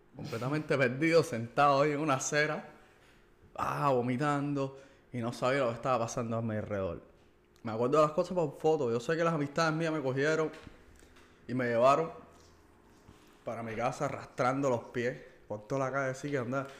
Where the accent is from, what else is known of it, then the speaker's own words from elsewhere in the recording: Cuba; somos parte de la sociedad cubana, ¿ok? Somos cubanos